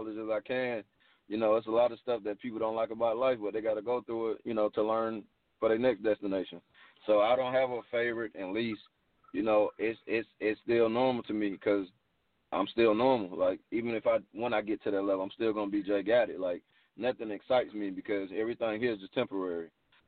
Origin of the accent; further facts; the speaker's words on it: Atlanta, Georgia, United States; I'm from Atlanta, man. I was born in Grady. I'm a Grady baby. You know, I was raised in Atlanta, born and raised